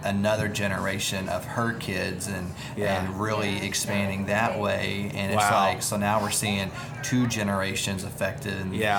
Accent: Fort Smith, Arkansas, United States; now in Fort Worth, United States; I'm from Fort Smith

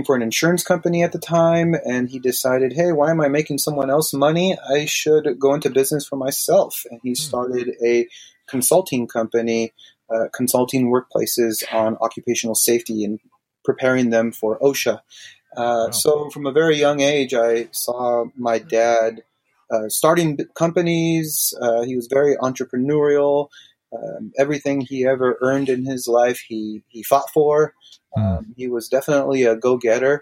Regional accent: Carlsbad, California, United States; also born or lived in Rialto, California; we relocated from a tiny two-bedroom home to a five-bedroom home in Carlsbad.

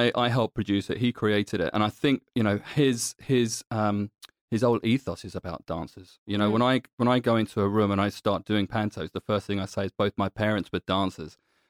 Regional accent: London, United Kingdom; I'm born and bred in London, so anytime I can go back to London, I'm there in a heartbeat.

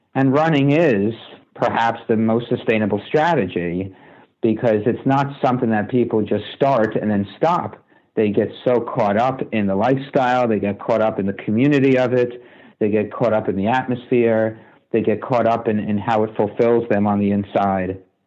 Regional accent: United States; also born or lived in New Jersey; I grew up playing baseball in New York and New Jersey

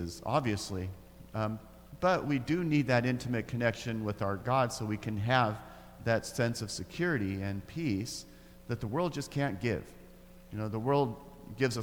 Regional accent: Grants Pass, Oregon, United States; I grew up in Grants Pass, Oregon, in the deep south.

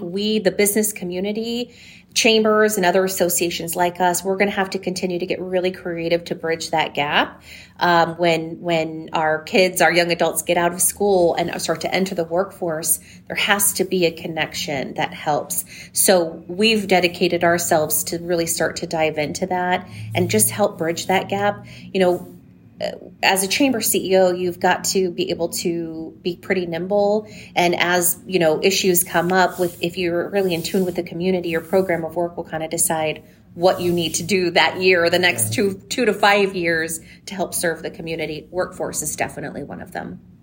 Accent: San Diego, California, United States; now in Coachella Valley, United States; I'm from San Diego originally, um, born and raised there, came out here at about 15

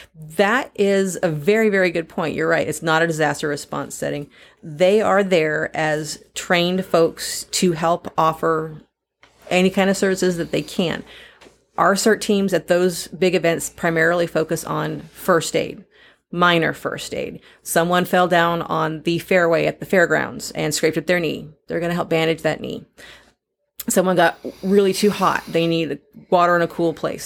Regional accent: San Diego, California, United States; now in Missouri, United States; Growing up in San Diego

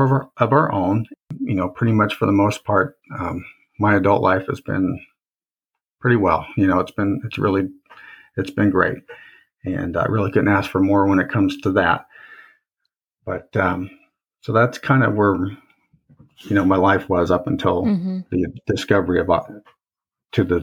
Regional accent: Indiana, United States; also born or lived in Fort Rucker, Alabama; I grew up in Indiana

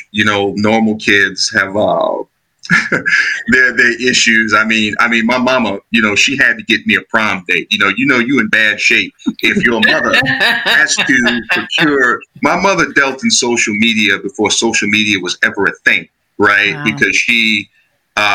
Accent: Chicago, Illinois, United States; Product of the South Side of Chicago, Illinois. I grew up in Roseland

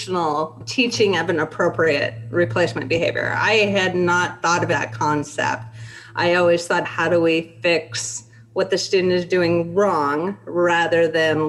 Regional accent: Spokane, Washington, United States; I grew up in Spokane

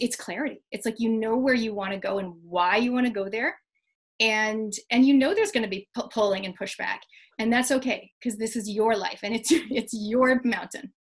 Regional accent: Canada; moved away; I'm originally from Canada

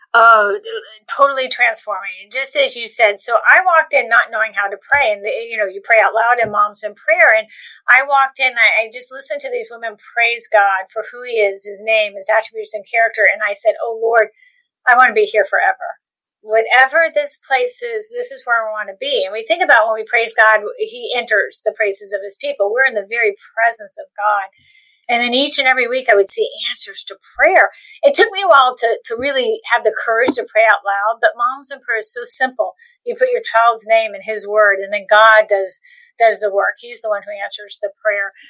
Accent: Cocoa Beach, Florida, United States; I grew up in Cocoa Beach, Florida

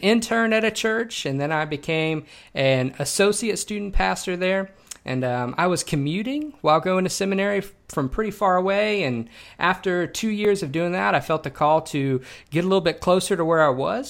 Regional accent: Shreveport, Louisiana, United States; moved away as an adult; also born or lived in Texas; I grew up in Shreveport, Louisiana

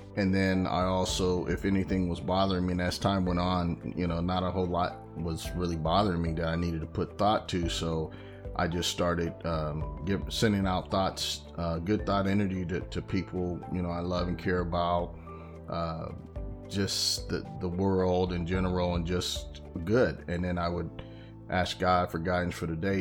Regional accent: California, United States; I'm from California

